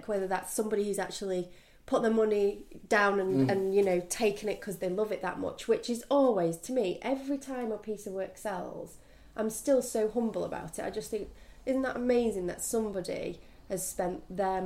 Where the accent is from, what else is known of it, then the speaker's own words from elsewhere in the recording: Manchester, North West England, United Kingdom; moved away as an adult; now in New York, United States; I grew up in Manchester.